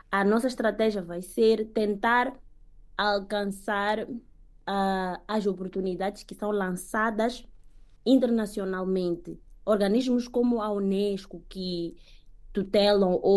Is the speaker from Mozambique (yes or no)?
yes; Mozambique; moved away as an adult